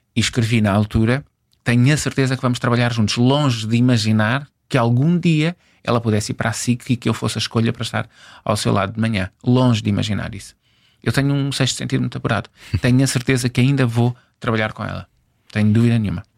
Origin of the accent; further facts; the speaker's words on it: Angola; Eu nasci em Angola